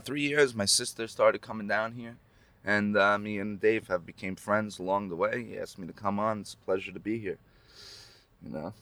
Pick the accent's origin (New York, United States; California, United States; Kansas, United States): New York, United States; Lake Grove; I grew up in Ronkonkoma, Lake Grove